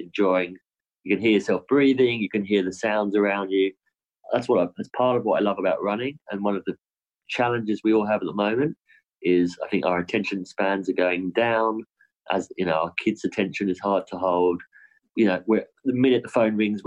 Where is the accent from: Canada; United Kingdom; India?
United Kingdom; now in Australia; my home country